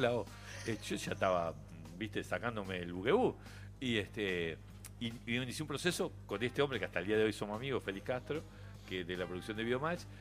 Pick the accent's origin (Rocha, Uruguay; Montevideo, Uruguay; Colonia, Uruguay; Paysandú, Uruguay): Montevideo, Uruguay; moved away as an adult; also born or lived in Spain; la calle Suecia, donde yo nací